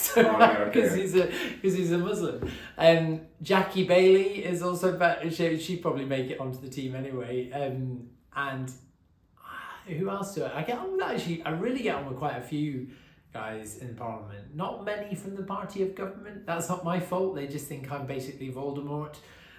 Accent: England, United Kingdom; I was born in England. My dad is half Welsh.

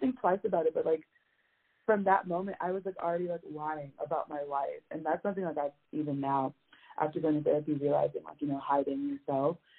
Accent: Miami, Florida, United States; moved away as an adult; now in Tallahassee, United States; I'm originally from Miami, Florida

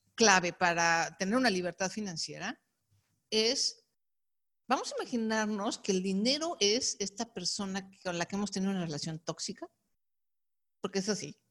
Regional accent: Mexico; decimos aquí en México, el trabajo Godín

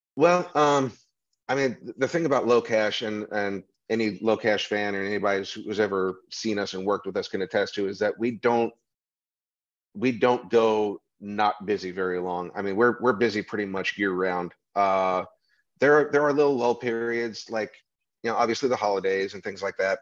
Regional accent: New Mexico, United States; moved away; I'm from New Mexico

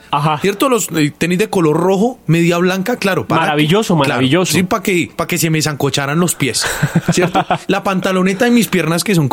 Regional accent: Bogotá, Colombia; Voy a cualquier lado de tierra caliente y siempre me pillan que soy rolo.

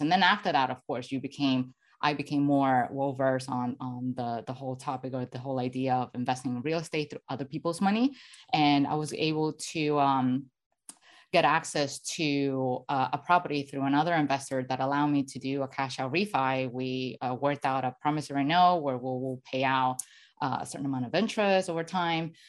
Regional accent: Venezuela; moved away; I'm originally from Venezuela

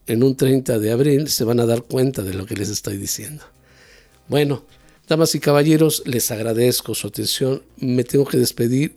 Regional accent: Mexico

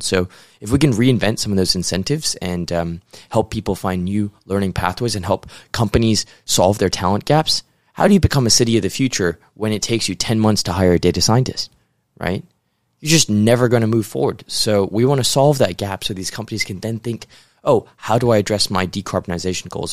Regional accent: Hong Kong; moved away as an adult; also born or lived in New York, United States; originally a Hong Kong boy, but, uh, went to the U S to start my career in investment banking.

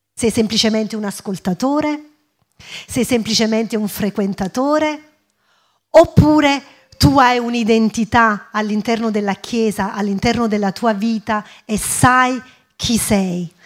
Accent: Italy; first language English; Italian is a second language; also born or lived in England; io fino a nove anni ho vissuto in Inghilterra, andavo a scuola in Inghilterra, poi i miei genitori si sono trasferiti in Italia e ho iniziato la scuola qui in Italia

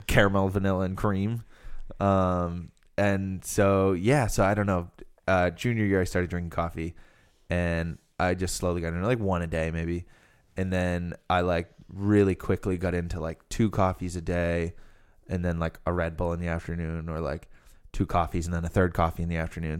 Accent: Rhode Island, United States

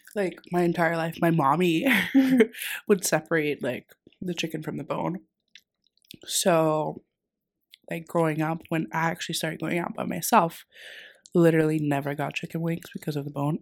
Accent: Greece; now in Dundee, United Kingdom; so I'm from Greece

